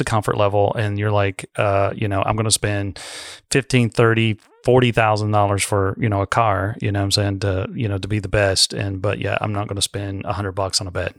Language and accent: English; United States; being American